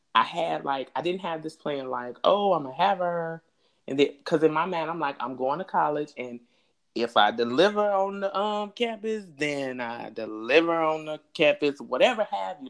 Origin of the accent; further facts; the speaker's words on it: Chicago, Illinois, United States; I'm from the West Side